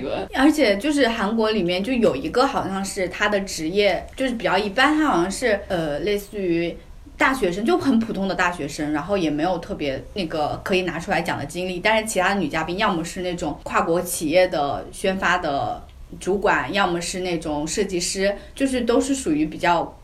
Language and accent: Chinese; China; 像我们中国人说